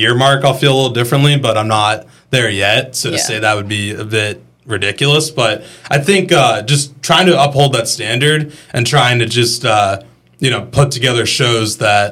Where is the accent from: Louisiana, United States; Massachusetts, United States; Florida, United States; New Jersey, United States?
Massachusetts, United States; Boston; moved away as an adult; also born or lived in Montana / Pennsylvania; now in Greenville, United States; I grew up in Boston